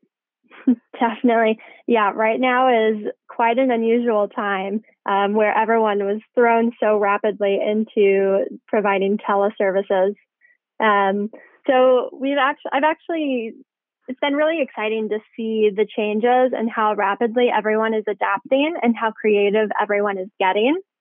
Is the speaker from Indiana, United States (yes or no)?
yes; Indiana, United States; moved away as an adult; also born or lived in Tennessee / Denver; now in Bay Area, United States; I'm from Indiana originally, so a long way from home right now